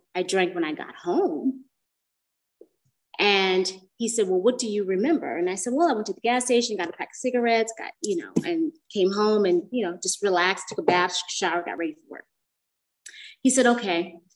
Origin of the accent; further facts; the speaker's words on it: Bay Area, California, United States; moved away; I'm from the Bay Area